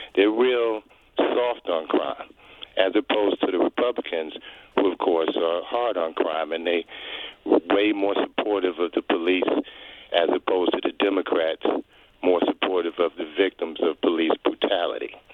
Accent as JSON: {"language": "English", "town": "New York City", "region": "New York", "country": "United States", "said": "As a New Yorker that lived in New York from a mayor cotch through, uh, Mayor Bloomberg"}